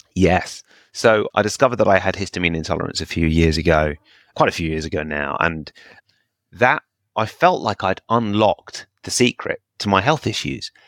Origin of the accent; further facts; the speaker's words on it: United Kingdom; I'm very British